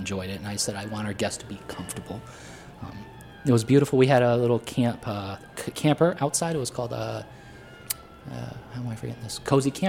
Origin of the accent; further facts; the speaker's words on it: Potter County, Pennsylvania, United States; moved away; it reflected where I grew up in Pennsylvania, which was very rural